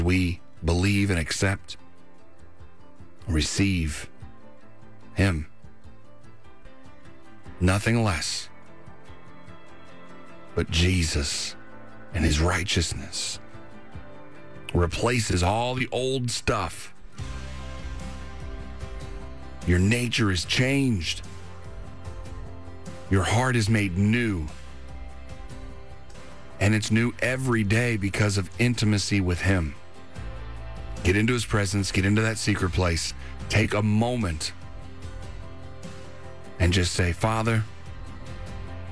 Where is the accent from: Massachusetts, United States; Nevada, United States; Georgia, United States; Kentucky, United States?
Kentucky, United States; moved away; my home state. Montgomery County, Kentucky